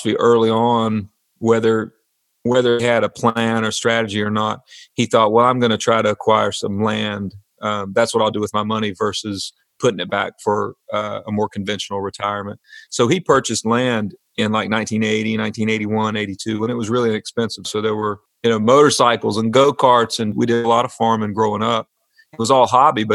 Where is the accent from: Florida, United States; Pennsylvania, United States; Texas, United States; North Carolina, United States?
North Carolina, United States; the Piedmont; growing up in the Piedmont.